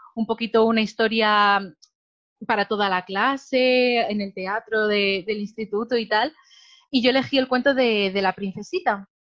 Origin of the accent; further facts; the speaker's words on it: Madrid, Community of Madrid, Spain; also born or lived in Alicante; yo soy una chica de Madrid, una chica normal, de, barrio de toda la vida